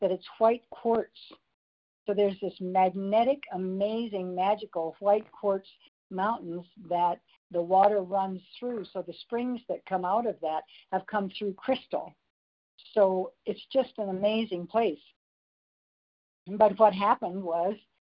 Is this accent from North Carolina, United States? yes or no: no; Crow Reservation, southeastern Montana, United States; moved away as an adult; also born or lived in Europe; I was raised on the Crow Reservation in southeastern Montana on my dad's original Indian allotment.